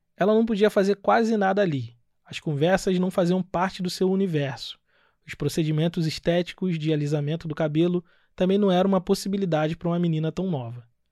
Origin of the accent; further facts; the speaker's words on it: Nova Iguaçu, Rio de Janeiro, Brazil; now in Joinville, Brazil; lá em Austin, Nova Iguaçu, que é o bairro onde eu cresci